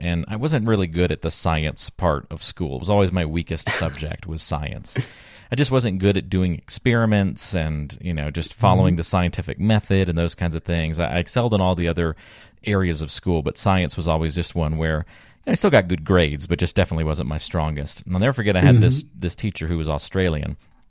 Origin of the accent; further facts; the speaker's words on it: North Carolina, United States; Growing up in North Carolina, I had my share of ice storms